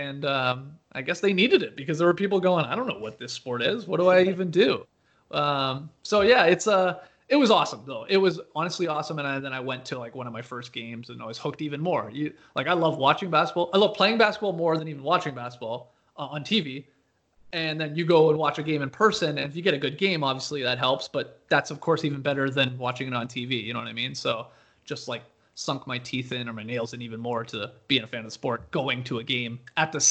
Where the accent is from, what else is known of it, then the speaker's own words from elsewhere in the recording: Canada; now in Atlanta, United States; I grew up in Canada